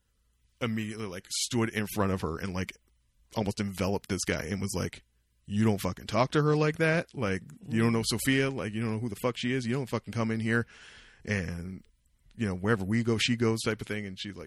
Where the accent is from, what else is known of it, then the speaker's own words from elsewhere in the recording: Vancouver, British Columbia, Canada; born there; If you ask me where I was born, I was born in Vancouver.